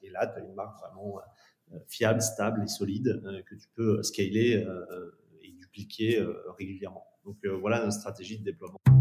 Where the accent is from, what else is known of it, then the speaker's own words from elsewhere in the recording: France; en tant que Français